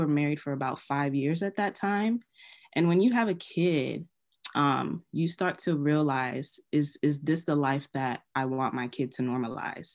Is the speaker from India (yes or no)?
no; Nigeria; I'm an African girl, I'm Nigerian